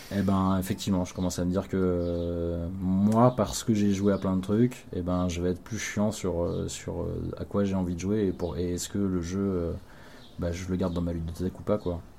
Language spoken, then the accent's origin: French; Cherbourg, Normandy, France; une boutique de jeux à Cherbourg là où j'ai grandi